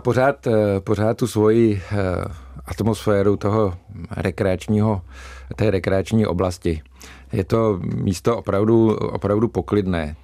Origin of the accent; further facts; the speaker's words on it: Polabí, Central Bohemian Region, Czechia; jsem člověk eh, z Polabí